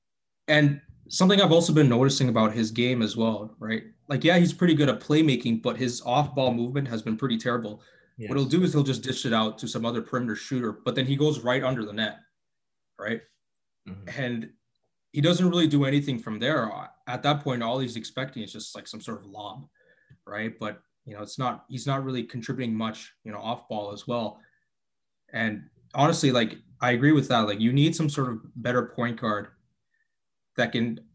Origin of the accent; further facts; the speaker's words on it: Canada; from Canada